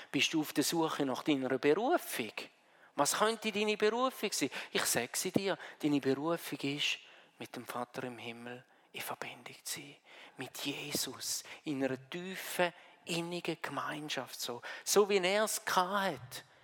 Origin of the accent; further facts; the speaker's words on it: Switzerland; Wir würden sagen Hügel, wir sind ja Schweizer, oder? Bei uns ist nicht so schnell ein Berg.